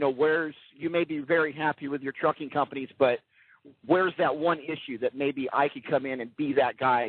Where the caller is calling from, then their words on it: California, United States; I'm cruising through the California desert right now.